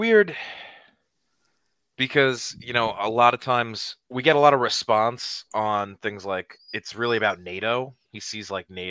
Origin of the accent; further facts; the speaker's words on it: United States; I'm an American